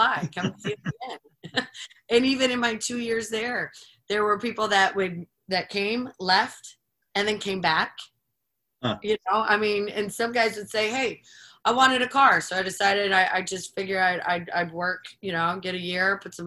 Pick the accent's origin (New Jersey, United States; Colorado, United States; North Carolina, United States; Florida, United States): Florida, United States; moved away as an adult; also born or lived in Panama City Beach, Florida; now in Richmond, United States; a dear friend of mine I grew up with in Florida.